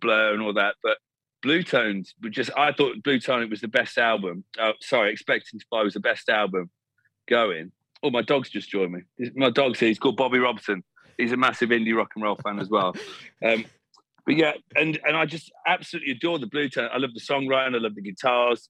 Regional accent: England, United Kingdom; growing up in England

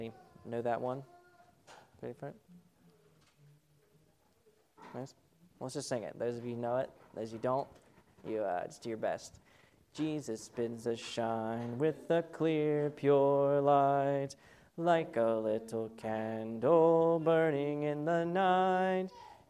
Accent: California, United States; Because I grew up in Southern California and had never seen a rat running around our home, I thought this would be a great adventure.

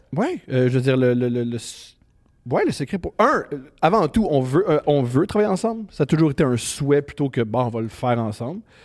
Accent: Montreal, Quebec, Canada; je suis né à Montréal en 1988.

